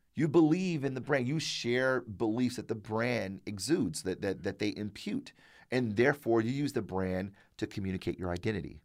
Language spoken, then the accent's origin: English; Detroit, Michigan, United States; born and raised in Detroit, went to public schools my entire life